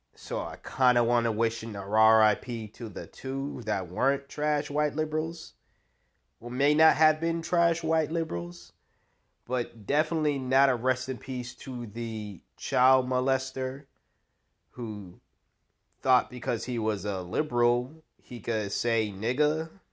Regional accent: United States; an American

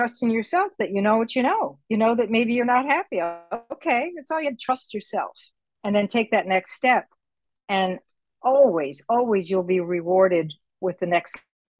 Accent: United States; now in Puerto Rico; I'm on an island, for example, that I'm a minority. I'm an American here on Puerto Rico. So I'm a minority. And when I came here, I didn't speak Spanish. I do now.

